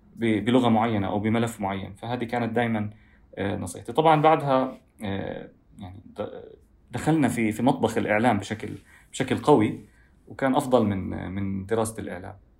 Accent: Doha, Qatar; also born or lived in Gaza (family origin); وولدت وعشت طول حياتي في في الدوحه

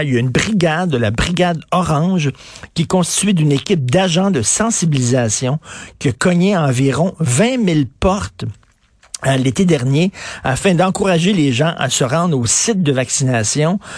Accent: Montreal, Quebec, Canada; je viens de Verdun, donc je connais assez bien Ville La Salle

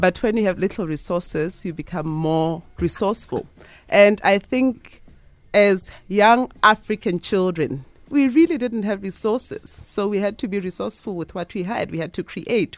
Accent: Lesotho; I was born in Lesotho.

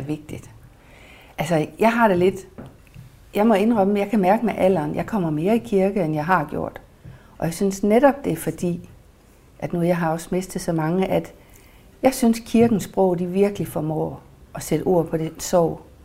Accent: Mors, North Denmark Region, Denmark; moved away; Mors, hvor jeg kommer fra

